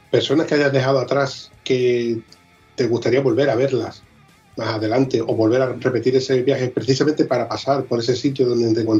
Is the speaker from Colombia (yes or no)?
no; southern Spain, Spain; Eso es típico de aquí del sur, que no tenemos cabeza.